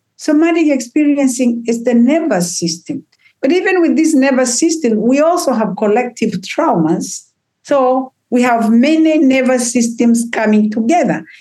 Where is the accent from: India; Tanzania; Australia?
Tanzania; moved away; I come from Africa